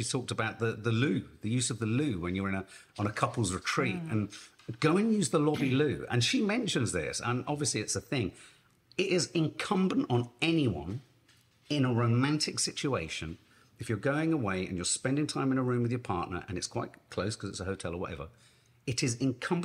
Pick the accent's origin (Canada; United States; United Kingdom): United Kingdom; as a British man